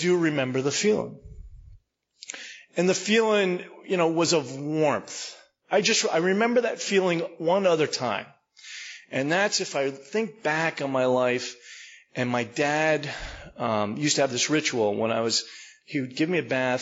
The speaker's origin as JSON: {"language": "English", "town": "Maplewood", "region": "New Jersey", "country": "United States", "tie": "born or raised there", "said": "I was born and raised in Maplewood, New Jersey"}